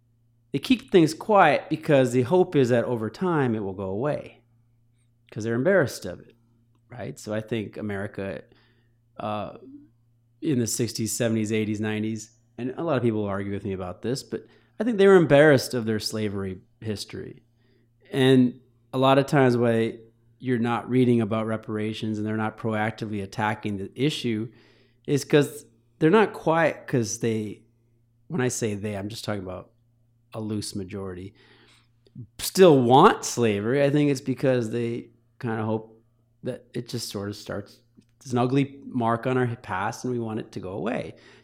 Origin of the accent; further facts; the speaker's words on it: Troy, Michigan, United States; also born or lived in Cherry Hill, New Jersey / Ridgewood / Ann Arbor, Michigan / Chicago, Illinois; I was born in Cherry Hill, New Jersey. So Harold and Kumar, that's up my alley. Grew up in Ridgewood, moved to Ann Arbor. Most of my middle school, high school was Troy, Michigan.